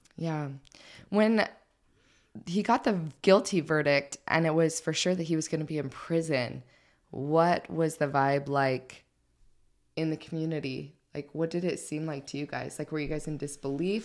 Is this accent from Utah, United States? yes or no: yes; St. George, Utah, United States; I grew up in Saint George